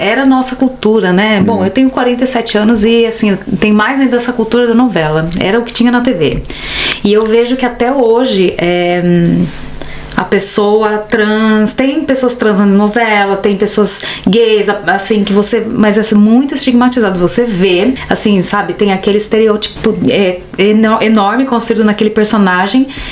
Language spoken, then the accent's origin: Portuguese; Brazil; moved away as an adult; now in Berlin, Germany; eu sou brasileira